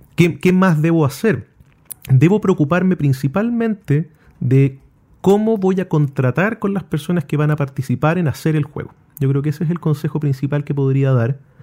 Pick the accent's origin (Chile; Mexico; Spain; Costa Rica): Chile